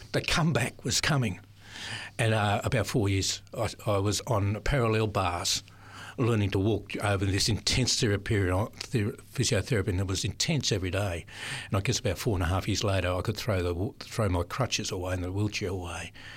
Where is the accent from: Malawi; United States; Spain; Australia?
Australia; Sydney, New South Wales; also born or lived in Adelaide; parents moved to Sydney in my early years. Um, lived, uh, in different areas of Sydney, uh, early in the southern suburbs of Sydney